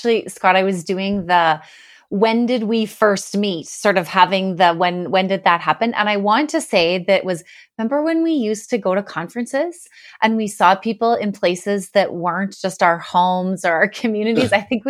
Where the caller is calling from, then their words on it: Sherwood Park, Alberta, Canada; I am joining from my home in Sherwood Park, but lots of people don't know where that is. So Edmonton, Alberta is the closest major city.